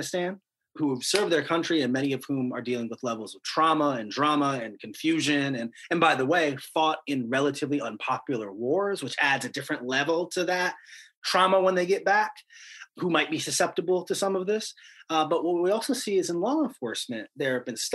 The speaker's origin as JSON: {"language": "English", "town": "Cleveland", "region": "Ohio", "country": "United States", "tie": "born or raised there", "said": "my hometown of Cleveland"}